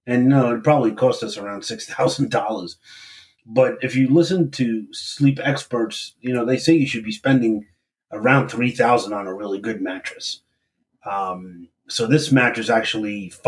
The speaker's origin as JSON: {"language": "English", "town": "New York City", "region": "New York", "country": "United States", "moved": "yes", "said": "We're both from Brooklyn"}